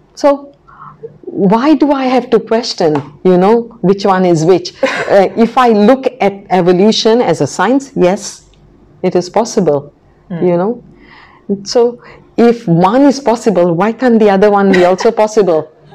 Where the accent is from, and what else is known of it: Goa, India; now in Macau